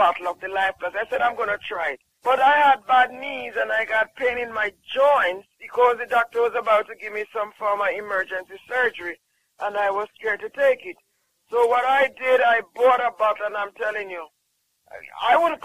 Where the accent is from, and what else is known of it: Jamaica